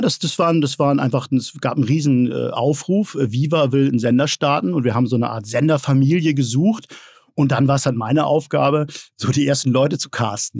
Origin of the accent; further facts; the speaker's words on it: Hamburg, Germany; Ich bin ja Hamburger äh, mhm. durch und durch